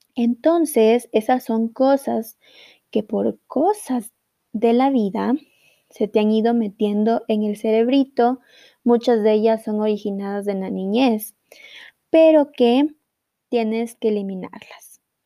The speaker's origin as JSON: {"language": "Spanish", "country": "Ecuador", "said": "en mi país de Ecuador"}